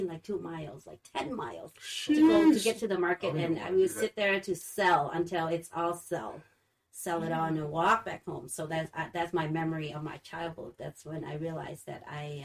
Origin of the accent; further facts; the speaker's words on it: Laos; now in Holland, United States; where my mother native country, that's where I'm from. I'm from Laos.